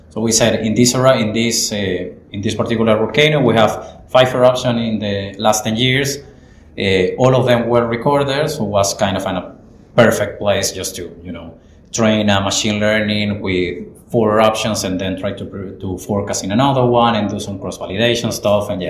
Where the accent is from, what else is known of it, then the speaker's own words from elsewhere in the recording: Chile; English is a second language; moved away as an adult; now in Christchurch, New Zealand; Hi guys, I'm a postdoc at the University of Canterbury, I'm originally from Chile